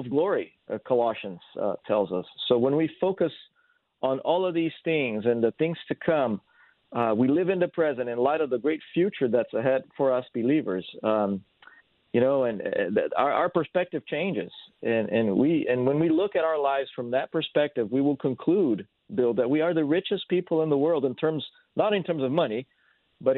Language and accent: English; São Paulo, Brazil; first language Portuguese; English is a second language; moved away as an adult; also born or lived in Rio de Janeiro, Brazil / San Diego, California; now in Salem, United States; I was born in Rio, but I grew up in Sao Paulo until I was 19 years old. Then I moved to San Diego, California after